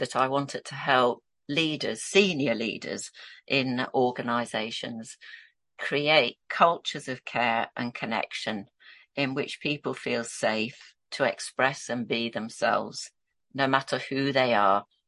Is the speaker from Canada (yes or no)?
no; Yorkshire and the Humber, United Kingdom; So I was born and brought up in Yorkshire, and this is where I'm a Yorkshire lass